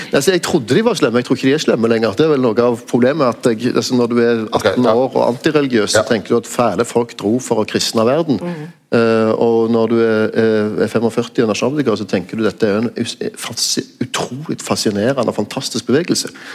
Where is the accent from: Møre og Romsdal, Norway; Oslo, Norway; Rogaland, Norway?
Rogaland, Norway; Stavanger; min hjemby